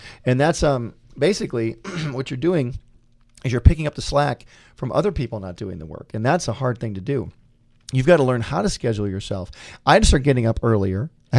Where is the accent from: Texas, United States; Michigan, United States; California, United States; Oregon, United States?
Michigan, United States; little did I know when I came to CalArts from Michigan, all I did was hang out with animators for 3 years at school.